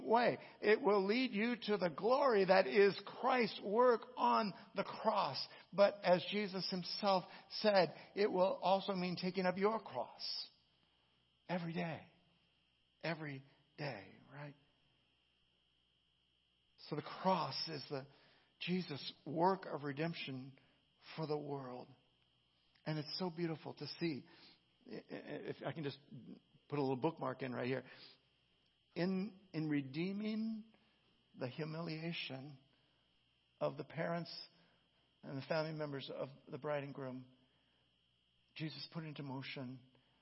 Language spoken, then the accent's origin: English; California, United States; I'm from California